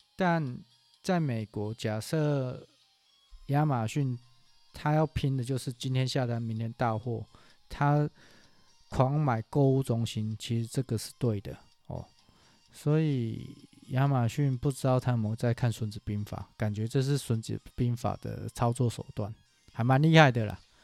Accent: Taiwan; 我们台湾人

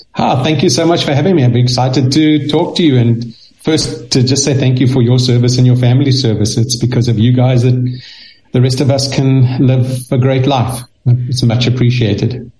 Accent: South Africa; moved away; I, I grew up in South Africa. That's why I speak a little funny.

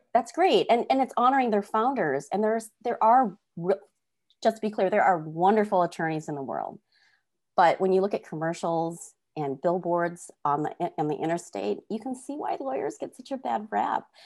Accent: North Dakota, United States; we grew up in North Dakota and met each other in orchestra

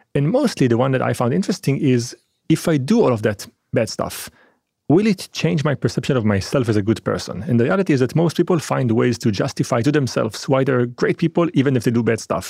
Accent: Israel; also born or lived in France; I was born in France, and I was raised in Israel.

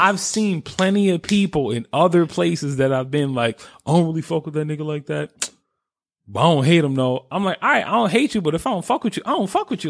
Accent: New York, United States; I was raised in New York

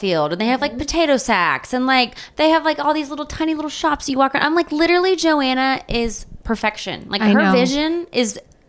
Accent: Waco, Texas, United States; I'm from Texas, from Waco, Texas.

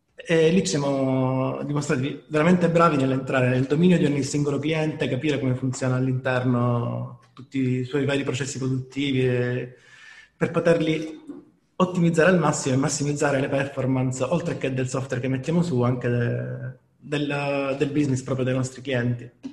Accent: Apulia, Italy; da noi in Puglia

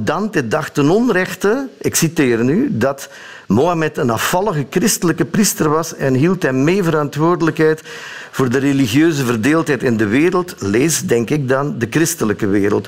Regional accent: Sint-Niklaas, Flanders, Belgium; Ik ben geboren in Sint-Niklaas, de stad

